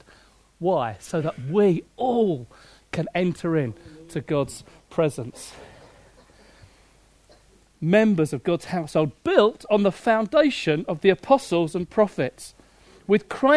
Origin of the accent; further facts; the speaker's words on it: Hastings, South East England, United Kingdom; my hometown of Hastings, where I grew up on the south coast